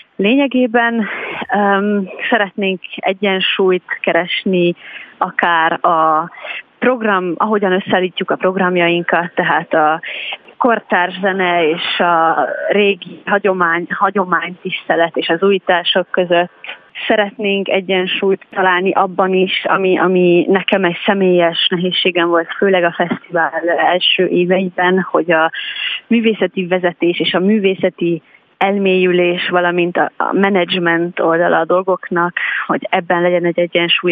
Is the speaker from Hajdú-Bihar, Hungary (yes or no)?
no; Telki, Pest, Hungary; Telkibe, ami egyébként nekem a, a, a szülőfalum, vagy most már városom